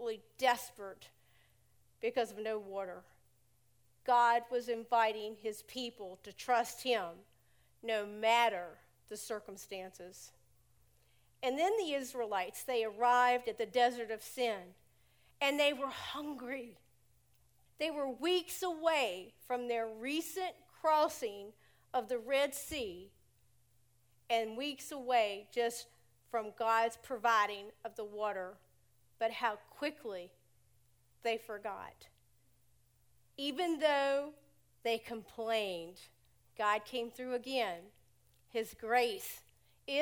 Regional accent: United States; moved away as an adult; also born or lived in Tampa, Florida; he wanted me to move home to Elton. I moved home 23 years ago

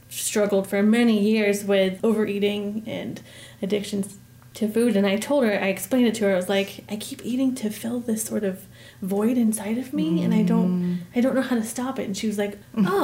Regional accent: Massachusetts, United States; also born or lived in Maine; My dad was in the Navy when I was little, so I was born in Maine, um, and then my brother was born in Maryland and we lived in Massachusetts um, while my dad was on sea duty.

